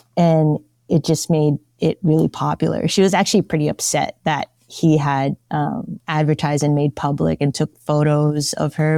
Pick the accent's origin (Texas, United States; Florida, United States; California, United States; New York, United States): California, United States; San Francisco; Born and raised in San Francisco